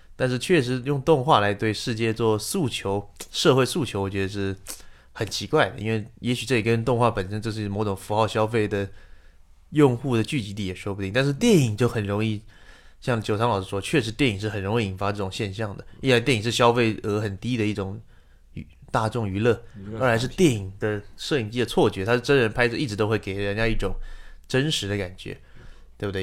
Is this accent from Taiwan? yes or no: yes; Taiwan; 我是台湾人，我有时候会比你们早看到一些电影